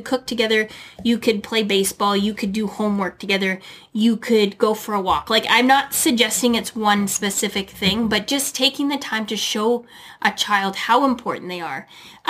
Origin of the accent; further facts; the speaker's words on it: Canada; also born or lived in United States; as a Canadian and an American as well, we have a ton of things to be grateful for.